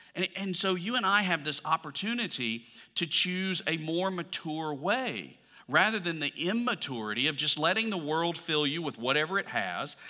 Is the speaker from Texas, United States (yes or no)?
no; Alabama, United States; I'm from Alabama